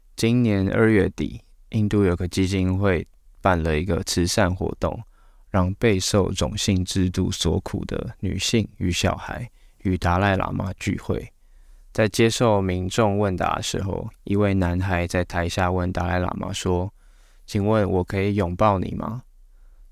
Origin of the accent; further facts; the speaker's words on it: Taiwan; 我们台湾人